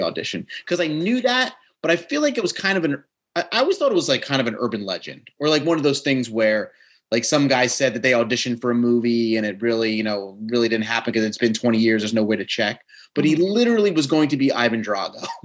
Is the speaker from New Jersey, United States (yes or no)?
yes; New Jersey, United States; accent: Jersey; my Jersey accent